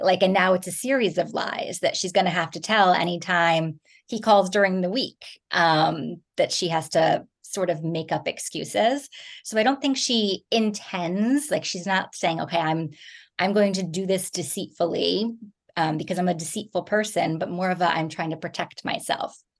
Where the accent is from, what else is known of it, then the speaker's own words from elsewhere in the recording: New Jersey, United States; moved away; I grew up in New Jersey